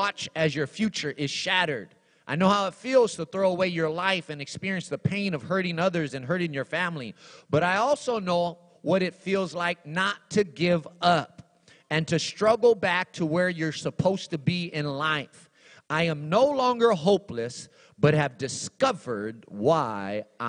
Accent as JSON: {"language": "English", "town": "Los Angeles", "region": "California", "country": "United States", "tie": "born or raised there", "also_born_or_lived": "Texas", "said": "I was born in Los Angeles, turned 16 in Texas"}